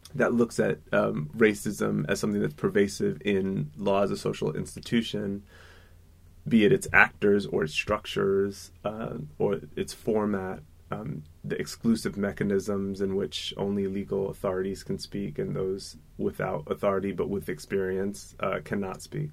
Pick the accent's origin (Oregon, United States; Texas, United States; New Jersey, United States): New Jersey, United States; moved away as an adult; also born or lived in Germany; I grew up in New Jersey